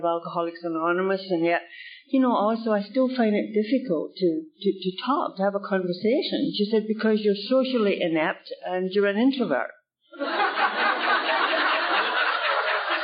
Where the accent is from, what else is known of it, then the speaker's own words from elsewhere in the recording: United Kingdom; now in Canada; I'm from the UK